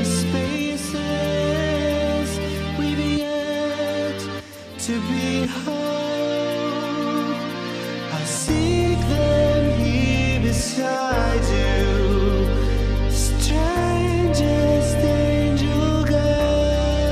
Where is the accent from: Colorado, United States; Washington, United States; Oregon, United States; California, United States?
Colorado, United States; Denver; moved away; my family's from Colorado. We're from Denver